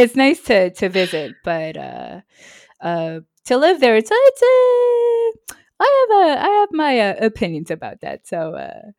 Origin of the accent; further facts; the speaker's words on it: New York City, New York, United States; moved away as an adult; also born or lived in Nashville, Tennessee; now in Marseille, France; I'm originally from New York City, and then I lived in, in Nashville.